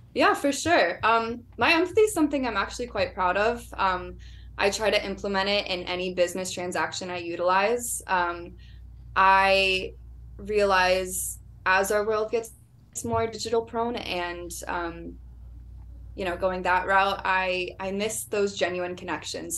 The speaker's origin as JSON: {"language": "English", "town": "Orlando", "region": "Florida", "country": "United States", "tie": "born or raised there", "moved": "as an adult", "said": "I was born and raised in Orlando"}